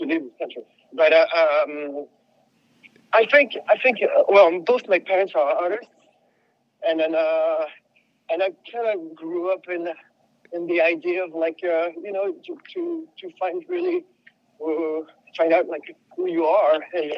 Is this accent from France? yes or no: yes; Paris, Île-de-France, France; English is a second language; moved away; also born or lived in Tucson, United States; I'm French. I'm from France. I grew up in Paris, a big, big, big city